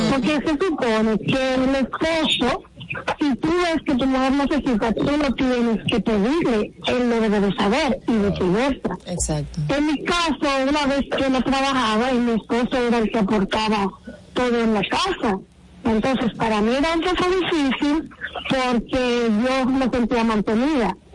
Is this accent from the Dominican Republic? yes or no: yes; Dominican Republic; now in United States; yo soy dominicana.